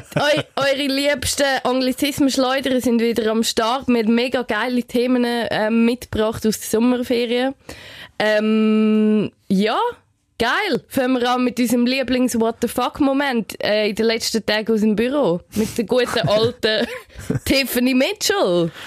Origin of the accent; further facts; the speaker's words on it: Switzerland; bei uns in der Schweiz